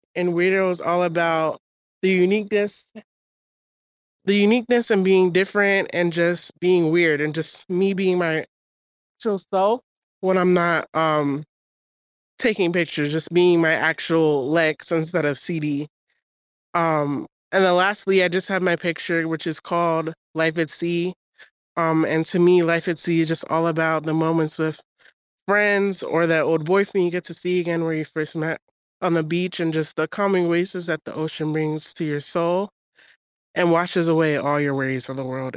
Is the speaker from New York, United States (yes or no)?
yes; New York, United States; now in Georgia, United States; from New York, but I live in Georgia now